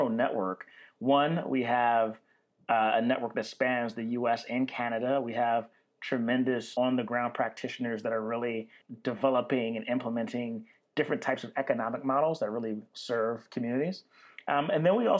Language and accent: English; Baltimore, Maryland, United States; moved away as an adult; now in Oakland, United States; I'm from Baltimore City, Baltimore, Maryland. I moved to Oakland about 2.5 years ago